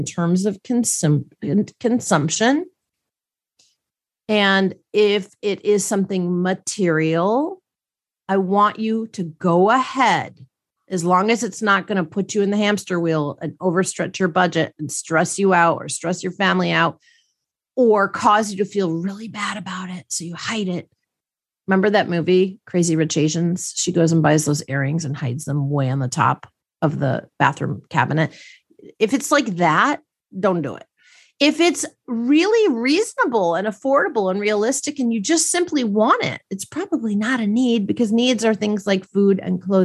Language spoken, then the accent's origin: English; Milwaukee, Wisconsin, United States; I grew up in Milwaukee, Wisconsin, and let me tell you, we didn't know what that kind of money was